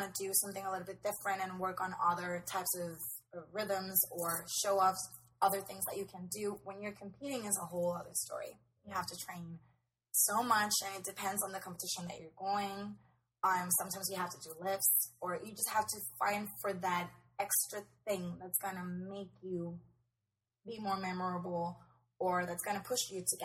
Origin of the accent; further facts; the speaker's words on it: Puerto Rico; we're from Puerto Rico